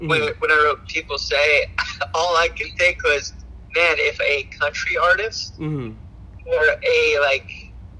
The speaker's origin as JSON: {"language": "English", "region": "Alaska", "country": "United States", "moved": "yes", "lives_now": "Portland, United States", "said": "we come from Alaska. Like, we come from, like, the last place you would expect that band to come from"}